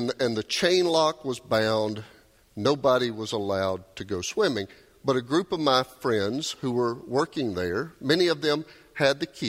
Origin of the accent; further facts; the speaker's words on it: Doraville, Georgia, United States; I grew up in Dorval. Y'all might know where that pool is. It's just down the hill from the Dorval MARTA station there